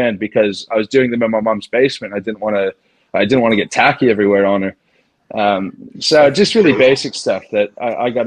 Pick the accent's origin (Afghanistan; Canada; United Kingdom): Canada; moved away as an adult; when I moved back to Canada to start the practice